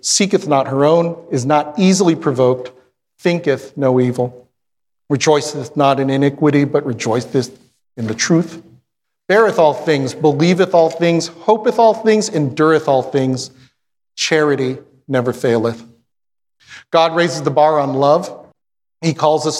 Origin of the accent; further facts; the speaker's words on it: Philippines; I'm Filipino